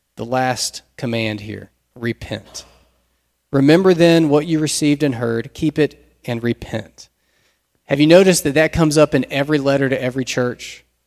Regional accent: United States

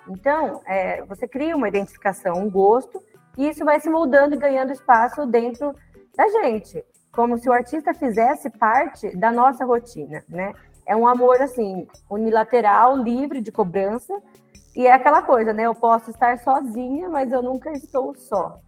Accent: interior of São Paulo state, Brazil; eu sou do interior do estado de São Paulo

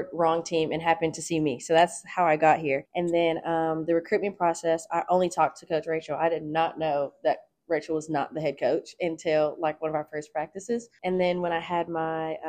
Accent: Nashville, Tennessee, United States; moved away as an adult; I grew up in Nashville

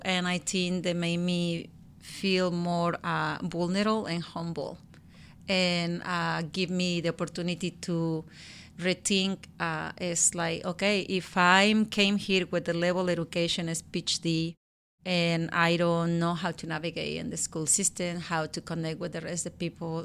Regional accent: Guerrero, Mexico; English is a second language; moved away as an adult; now in Washington, United States; I was born and raised in Mexico, in Guerrero State

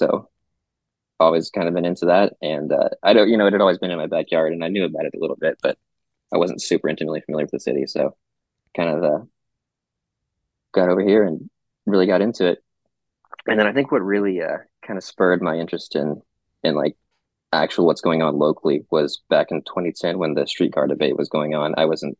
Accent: Mansfield, Texas, United States; Well, I grew up in Mansfield, so I've always lived in Tarrant County.

